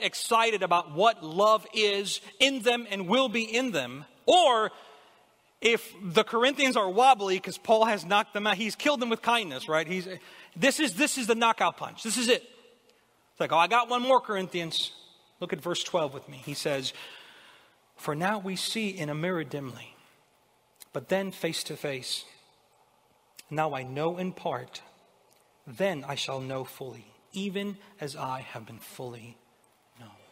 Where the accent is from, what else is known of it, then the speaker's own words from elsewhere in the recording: Honduras; moved away as an adult; now in United States; I'm from Honduras. Most of you know I wasn't born here in America. I immigrated here almost 20 years ago. I was 18 at the time